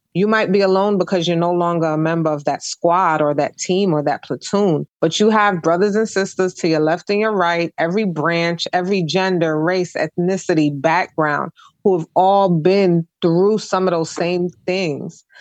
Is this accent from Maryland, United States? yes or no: no; New York City, New York, United States; moved away; I'm originally from Brooklyn, New York